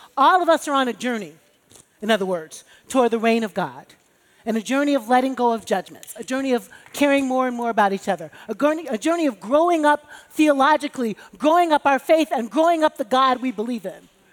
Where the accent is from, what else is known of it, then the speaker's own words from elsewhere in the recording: Chicago, Illinois, United States; as a black chick growing up in Chicago with Baptist parents